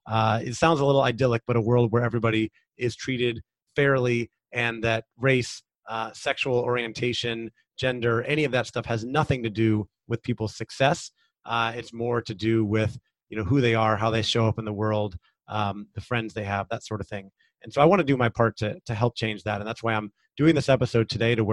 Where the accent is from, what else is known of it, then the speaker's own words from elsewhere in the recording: United States; I have lived a very privileged life as a white man growing up in America